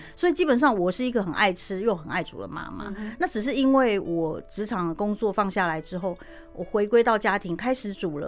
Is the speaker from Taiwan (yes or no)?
yes; Taiwan; 我们台湾人可能吃冷便当觉得不习惯